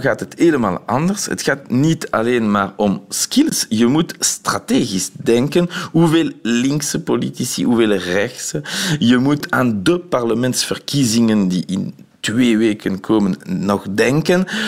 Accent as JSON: {"language": "Dutch", "country": "Belgium", "said": "als Belg"}